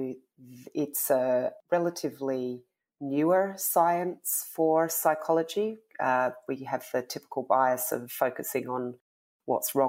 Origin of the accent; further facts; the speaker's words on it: Tasmania, Australia; now in Melbourne, Australia; I am speaking to you from Tasmania. Usually I'm a Melbourne resident, but I grew up here in Tassie, which is where my family are.